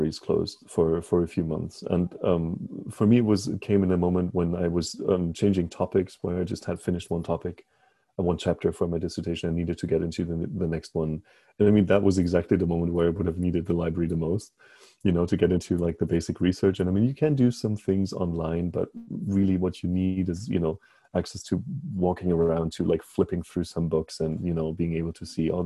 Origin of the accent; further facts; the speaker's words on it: Bonn, North Rhine-Westphalia, Germany; English is a second language; moved away as an adult; also born or lived in Berlin; now in United States; I'm from Germany, from Berlin, where I was actually born in Bonn